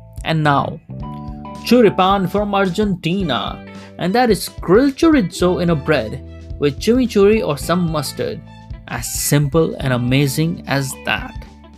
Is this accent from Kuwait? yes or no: yes; Kuwait; something I grew up with in Kuwait